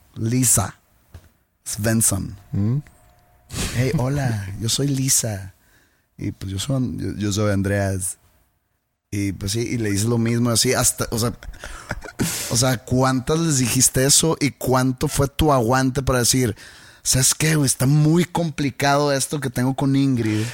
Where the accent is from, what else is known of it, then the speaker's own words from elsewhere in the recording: Mexico; uno como mexicano